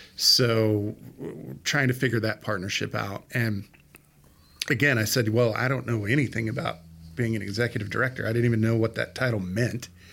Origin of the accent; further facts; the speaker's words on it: Odessa, Texas, United States; also born or lived in Fort Worth, Texas; I grew up here